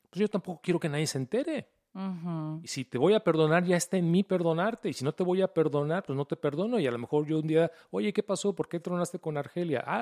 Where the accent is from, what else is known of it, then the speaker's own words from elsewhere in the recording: Mexico; Yo soy un hombre mexicano.